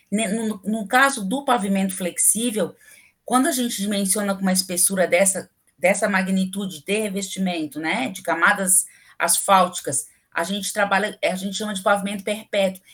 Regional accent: Florianópolis, Santa Catarina, Brazil; also born or lived in Rio Grande do Sul; eu não nasci aqui, em Florianópolis. Eu sempre morei aqui, mas eu não nasci aqui. Eu nasci no Rio Grande do Sul

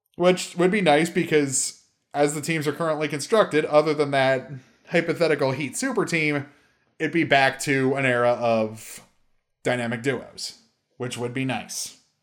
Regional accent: Maryland, United States; I was born in Maryland and grew up a Ravens fan

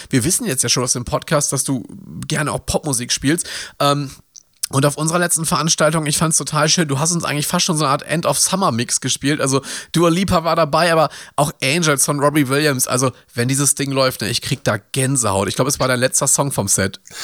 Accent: Ruhr area, North Rhine-Westphalia, Germany; Ich komme aus dem Ruhrgebiet

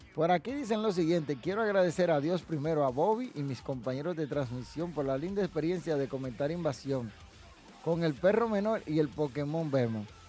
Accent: Dominican Republic; yo apoyo el producto local que se produce aquí en República Dominicana

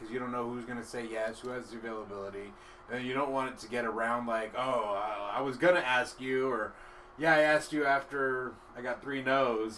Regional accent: White Center, Washington, United States; also born or lived in Burien / West Seattle; I grew up in White Center

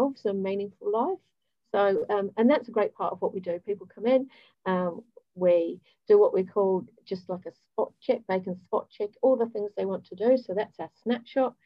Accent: Hemel Hempstead, East of England, United Kingdom; moved away as an adult; also born or lived in Ealing / Bournemouth; now in New Zealand; I was born in Ealing, grew up in Hemel Hempstead, which is just outside of London.

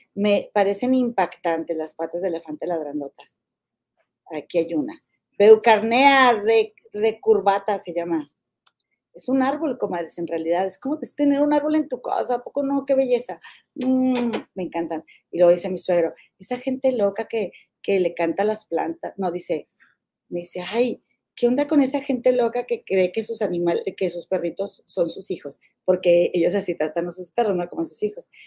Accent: Mexico; now in United States; mi tierra, a mi rancho, mi México

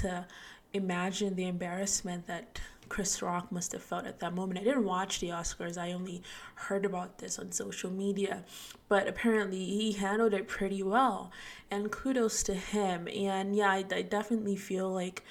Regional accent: Nigeria; moved away; I'm Nigerian, so even back home in Nigeria

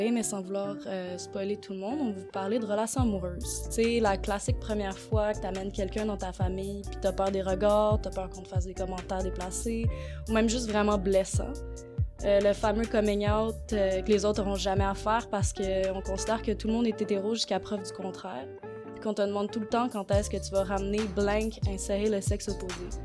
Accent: Quebec, Canada; je suis blanche, née au Québec, lesbienne, végétarienne et féministe. J'ai 24 ans.

